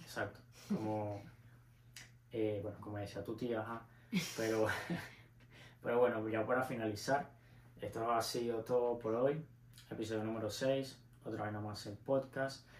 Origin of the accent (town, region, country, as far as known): Venezuela; moved away